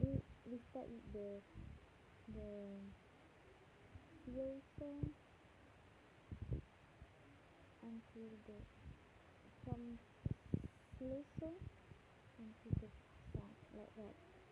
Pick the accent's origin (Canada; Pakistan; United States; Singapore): Singapore; English is a second language; We come from Singapore, but we are English.